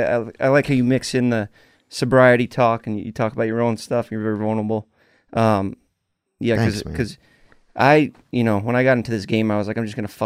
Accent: New York, New Jersey, United States; I grew up over there in New York, New Jersey area.

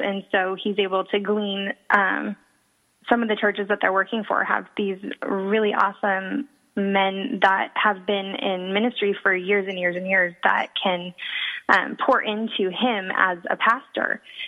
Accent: Portland, Oregon, United States; also born or lived in San Jose, California / Modesto, California; now in San Marcos, United States; I'm originally from Portland, Oregon

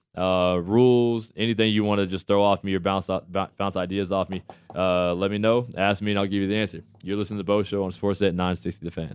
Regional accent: United States; as an American

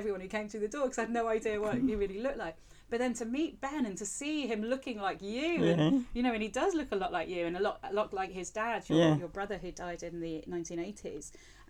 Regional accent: England, United Kingdom; also born or lived in Spain; because I grew up in England and Spain

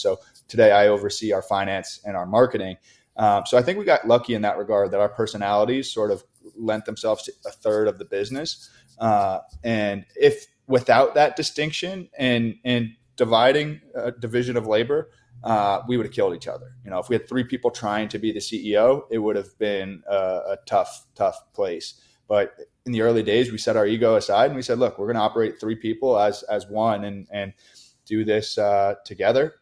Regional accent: New York, United States; we, we grew up in New York, so, so we're Yankee fans

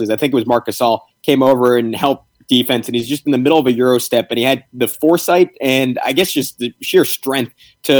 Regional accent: New York City, New York, United States; I grew up in New York City

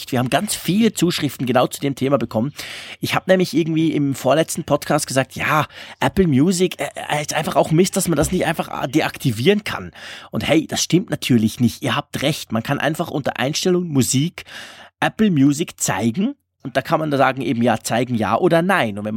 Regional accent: Sillenstede, Lower Saxony, Germany; Natürlich einen schönen Gruß an meine alte Heimat Sillenstede

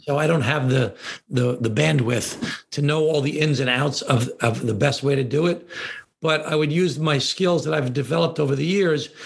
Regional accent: Glen Cove, New York, United States; Glen Cove, my hometown

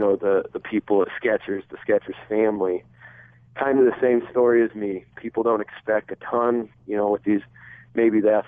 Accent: Nebraska, United States; I grew up in Nebraska

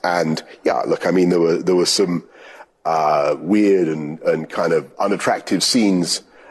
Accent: New York City, New York, United States; moved away; I was born in New York City.

